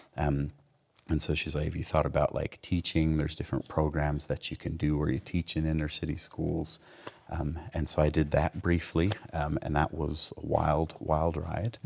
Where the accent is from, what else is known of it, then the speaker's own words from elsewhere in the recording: Provo, Utah, United States; Provo's home